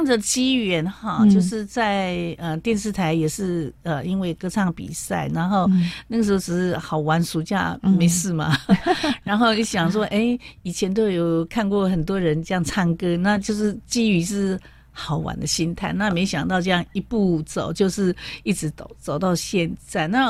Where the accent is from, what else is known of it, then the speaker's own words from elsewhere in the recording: Jiufen, New Taipei, Taiwan; 我在一个九份那个矿工的家庭长大。